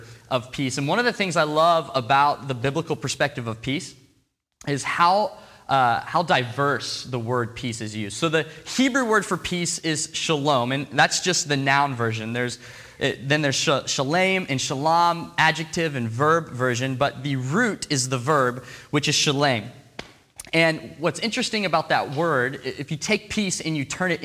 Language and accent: English; Portland, United States; now in Seattle, United States; I'm from Portland